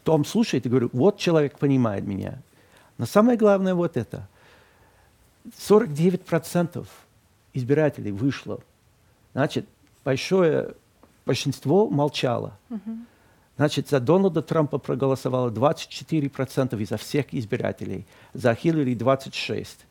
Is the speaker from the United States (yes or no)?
yes; Boston, Massachusetts, United States; Russian is a second language; now in Moscow, Russia; мой родной город Бостон